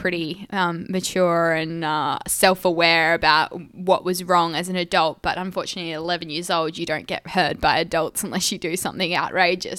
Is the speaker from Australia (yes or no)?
yes; Esperance, Western Australia, Australia; I was born and raised in Esperance